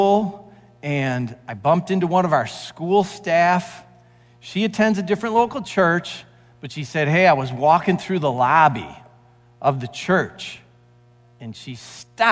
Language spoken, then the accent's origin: English; St. Clair Shores, Michigan, United States; as a kid, I grew up in St. Clair Shores, and I loved the lake